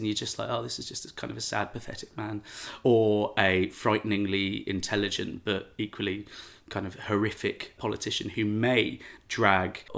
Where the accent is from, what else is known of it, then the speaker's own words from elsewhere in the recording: London, United Kingdom; I grew up in London. And then I went to university and studied London. And I barely left London by the time I was 21.